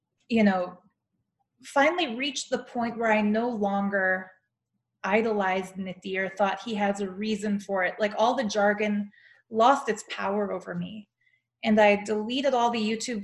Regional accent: Calgary, Alberta, Canada; moved away; also born or lived in Toronto / India; I have to go back to my hometown to do it. So I booked myself a flight to Calgary

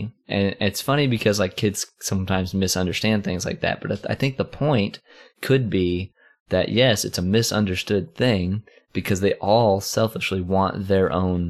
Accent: United States; and we're American, so.

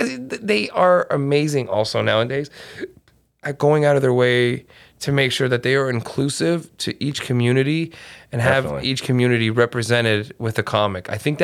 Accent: Newfoundland and Labrador, Canada; And I'm from Newfoundland, Portugal.

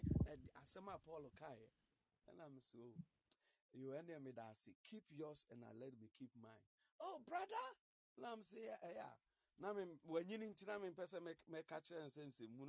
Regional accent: Ghana; I'm a Ghanaian.

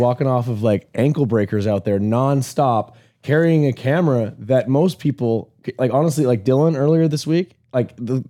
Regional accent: Canada; I'm from Canada

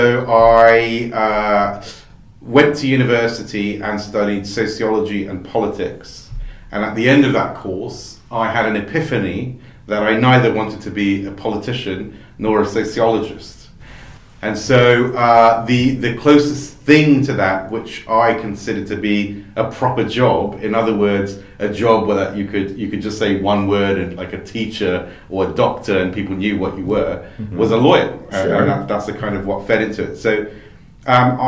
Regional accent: Brazil; now in United Kingdom; I mostly grew up in Brazil.

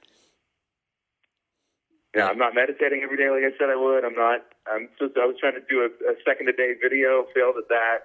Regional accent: Atlanta, Georgia, United States; moved away as an adult; also born or lived in Corpus Christi, Texas / Houston, Texas; When I was young, I grew up in Corpus Christi in Atlanta.

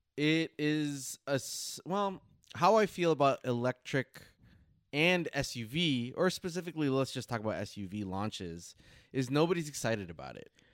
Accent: United States; as an American

